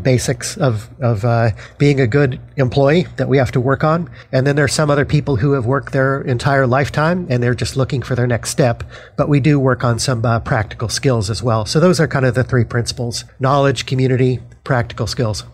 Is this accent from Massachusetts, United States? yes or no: no; Denver, Colorado, United States; now in New Jersey, United States; I'm from Denver, Colorado, and I'm actually one of 13 kids